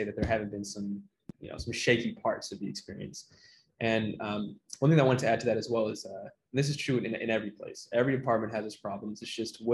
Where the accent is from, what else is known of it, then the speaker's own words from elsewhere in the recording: Torrance, California, United States; also born or lived in Carson, California / Compton, California; I grew up in Carson and then Torrance